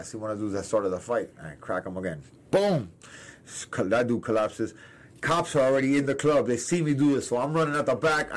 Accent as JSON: {"language": "English", "town": "Miami", "region": "Florida", "country": "United States", "said": "I'm from Miami"}